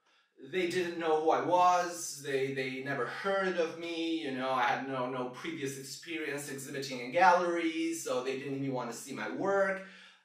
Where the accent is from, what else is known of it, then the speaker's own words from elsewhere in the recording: Brazil; moved away as an adult; also born or lived in Switzerland / New Zealand; I was born in Switzerland in 1988. At 2 years old, my family relocated to New Zealand. That's where my sister was born. Shout out, Manuk. Then when I was 6 years old, the full family relocated again to Brazil.